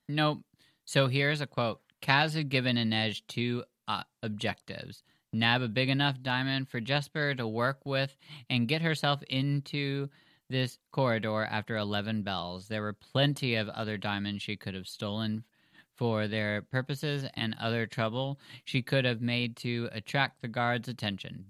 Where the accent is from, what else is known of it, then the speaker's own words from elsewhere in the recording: United States; We're American